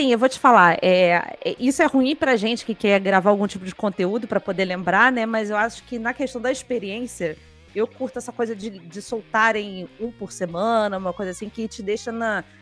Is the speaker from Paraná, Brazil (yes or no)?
no; Rio de Janeiro, Brazil; Eu sou de Vila Isabel, pronto, eu sou diferente.